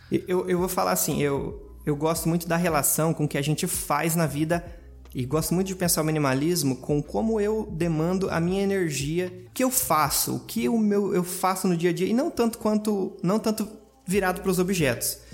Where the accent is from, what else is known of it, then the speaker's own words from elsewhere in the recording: interior of Paraná, Brazil; eu sou de uma cidade pequena do interior do Paraná